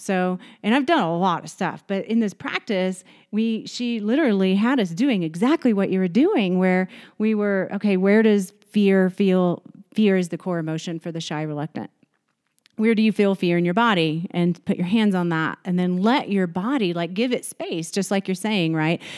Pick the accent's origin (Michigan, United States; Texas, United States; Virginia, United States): Texas, United States; moved away; I'm from Texas